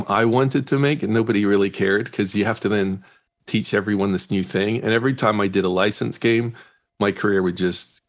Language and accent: English; Northern Ireland, United Kingdom; I'm from Ireland, Northern Ireland